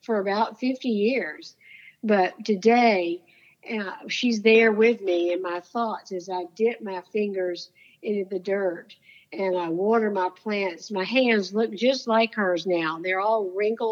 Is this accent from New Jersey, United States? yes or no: no; Florida, United States; I grew up in Florida